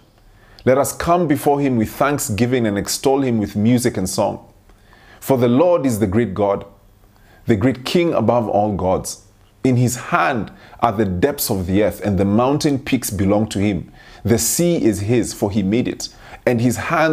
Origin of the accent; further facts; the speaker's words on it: Kenya; I grew up in Kenya